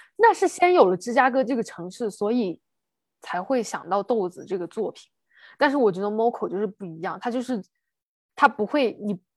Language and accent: Chinese; China; 我们中国人如此地乐观啊